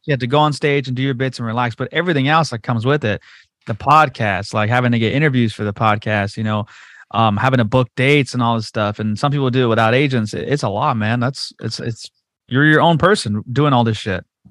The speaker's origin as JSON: {"language": "English", "town": "Whittier", "region": "California", "country": "United States", "tie": "born or raised there", "said": "Whittier's my hometown."}